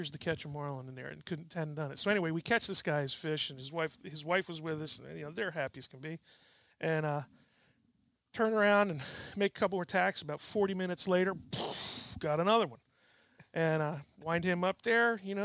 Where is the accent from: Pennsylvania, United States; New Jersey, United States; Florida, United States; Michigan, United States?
New Jersey, United States; I grew up fishing in New Jersey